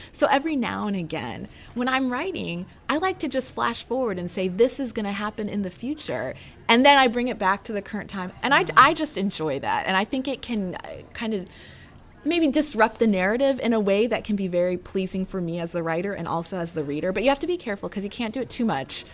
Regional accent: Anchorage, Alaska, United States; moved away as an adult; also born or lived in North Carolina; I was born and raised in Anchorage, Alaska

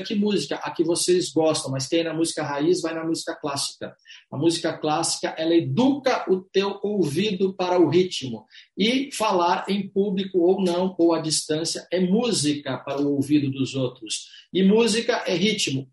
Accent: Brazil; somos brasileiros, latinos, carinhosos, atenciosos

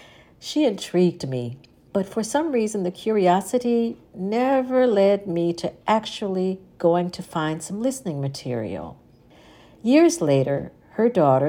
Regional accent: Detroit, Michigan, United States; As a young and upcoming opera singer and fellow native Detroiter

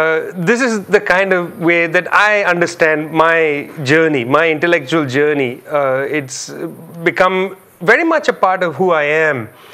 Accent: Kolkata, West Bengal, India; now in United States; I'm an Indian. I was born in Calcutta. I grew up for most of my childhood in India. I came to the United States. I become part of the diaspora.

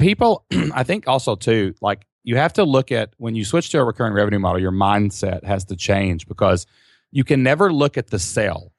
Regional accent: Kentucky, United States; We're simple people from Kentucky

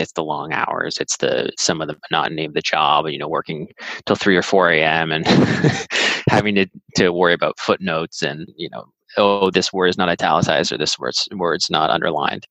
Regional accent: Andover, Massachusetts, United States; moved away as an adult; also born or lived in Brookline, Massachusetts; now in California, United States; I was born in Brookline and I grew up in a town called Andover, north of the city

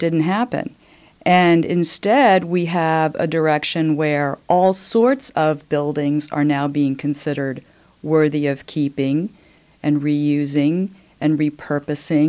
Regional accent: United States; moved away as an adult; also born or lived in Indiana / Maryland / Pennsylvania / New York; now in Bloomington, United States; I was born in Indiana. Mm-hmm. I am a Hoosier by birth. However, I grew up in the East, Maryland, Pennsylvania, came back to Indiana for college.

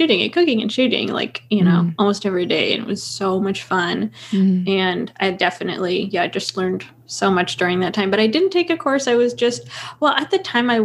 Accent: Portland, Oregon, United States; moved away as an adult; also born or lived in Los Angeles, California; I grew up in Portland but moved to LA for school and then lived there for a few years

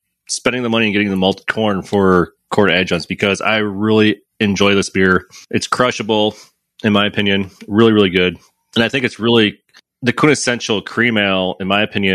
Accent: Michigan, United States; now in St. Louis, United States; I grew up in Michigan too

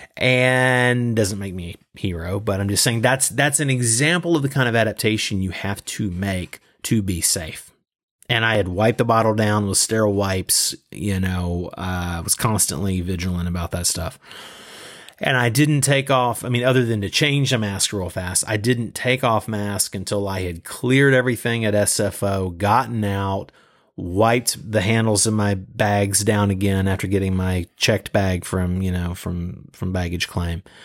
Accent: Southeast US, United States; moved away as an adult; also born or lived in Los Angeles, United States; now in Beijing, China; I'm originally from the Southeast U S. I moved to L A two thousand two

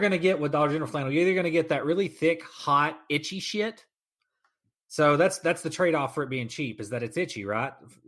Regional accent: Kentucky, United States; Yeah, I've got a whole bunch of Carhartt stuff. I'm from Kentucky.

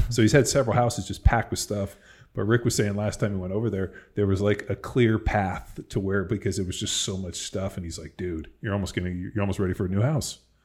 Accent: California, United States; moved away as an adult; now in Texas, United States; I'm from California

